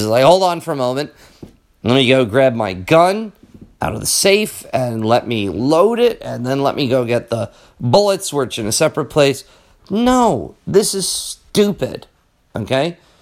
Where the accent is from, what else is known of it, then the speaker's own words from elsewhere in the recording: United States; as an American